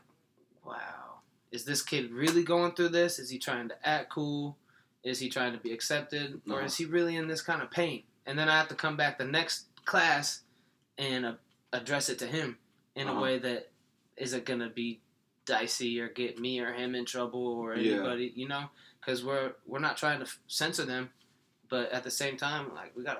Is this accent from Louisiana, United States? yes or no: no; Iowa, United States; also born or lived in Trenton, New Jersey; I'm from Iowa. I was born in Trenton, New Jersey. My father is black and my mother is white and they were never together. So after about 3 years, they split. My mom moved myself to Iowa